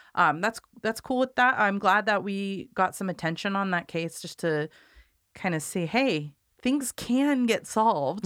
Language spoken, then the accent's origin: English; Corvallis, Oregon, United States; I grew up in Corvallis, so my family knows her